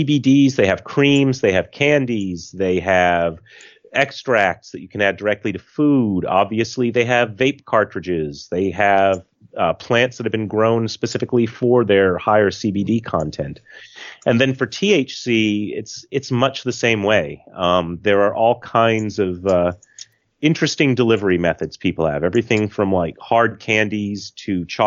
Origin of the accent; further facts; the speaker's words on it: United States; the American in the room